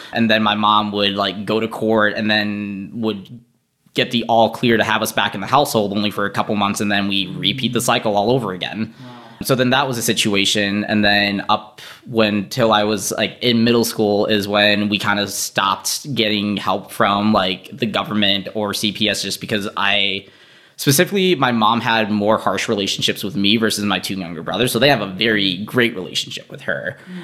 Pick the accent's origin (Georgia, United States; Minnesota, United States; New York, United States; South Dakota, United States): Minnesota, United States; St. Paul; also born or lived in Boston, Massachusetts; I was born in Boston, Massachusetts